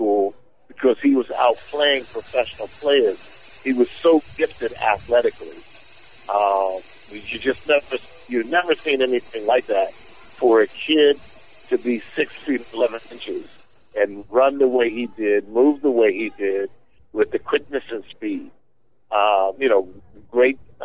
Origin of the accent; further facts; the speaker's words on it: Philadelphia, Pennsylvania, United States; I'm from Philadelphia